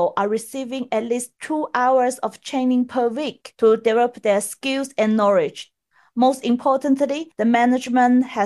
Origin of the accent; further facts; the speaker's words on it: Guangxi, China; now in Shanghai, China; I'm in my hometown in the south of China, Guangxi province